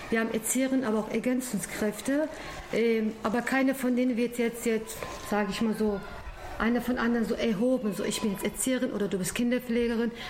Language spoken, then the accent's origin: German; Dinslaken, North Rhine-Westphalia, Germany; ich bin 44 Jahre alt, bin seit 2017 hier in der Einrichtung. Ich komme auch hier aus der Stadtteil Dinslaken-Lohberg.